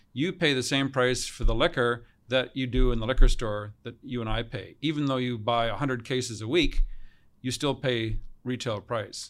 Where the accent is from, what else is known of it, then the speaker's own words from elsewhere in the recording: Kamloops, British Columbia, Canada; also born or lived in Australia; we arrived in Kamloops from Australia when I was four years old